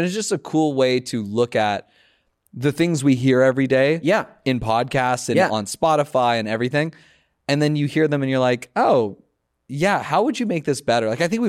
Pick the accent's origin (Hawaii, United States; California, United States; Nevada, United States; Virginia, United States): California, United States; Los Angeles; No, I grew up in the Valley, Los Angeles.